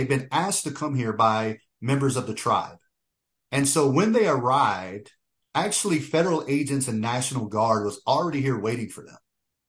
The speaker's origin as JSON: {"language": "English", "region": "Oklahoma", "country": "United States", "tie": "born there", "said": "So in my own personal experience, I was born in Oklahoma. My father is full blood Lakota. My mother is primarily Choctaw."}